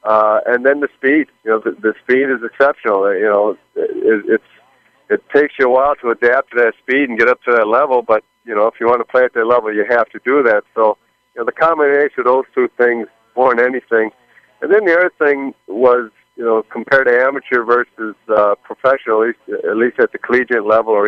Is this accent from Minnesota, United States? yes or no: yes; Minnesota, United States; born or raised there